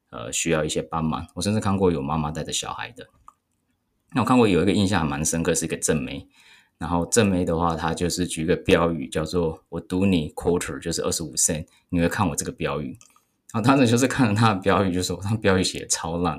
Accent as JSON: {"language": "Chinese", "region": "Taichung", "country": "Taiwan", "moved": "yes", "said": "我是台中人，那我是住在旧台中县的地方"}